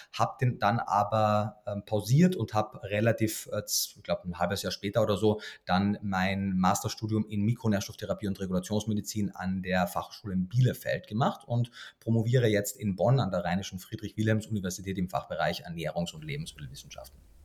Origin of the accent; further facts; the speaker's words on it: Austria; moved away as an adult; also born or lived in Germany; wie man wahrscheinlich in den ersten Worten schon hört, bin ich gebürtiger Österreicher